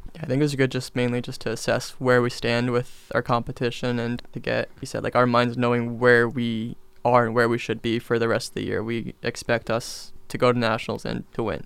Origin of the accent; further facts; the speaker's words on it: Dana Point, California, United States; I'm from Dana Point, California